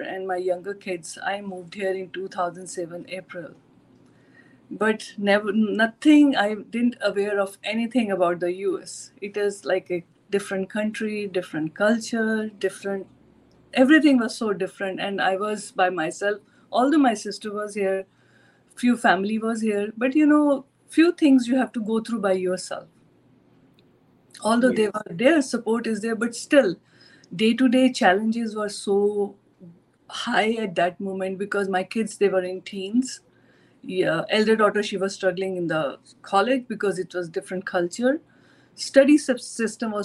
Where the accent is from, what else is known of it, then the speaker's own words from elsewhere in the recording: New Delhi, Delhi, India; moved away as an adult; now in United States; I born and brought up in India, basically Delhi. I'm from New Delhi